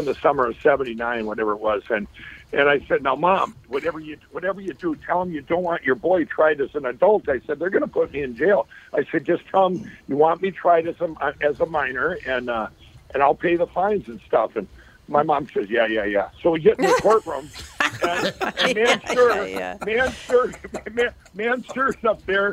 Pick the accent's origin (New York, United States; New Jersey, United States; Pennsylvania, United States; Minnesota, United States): Minnesota, United States; Chaska; I grew up in Chaska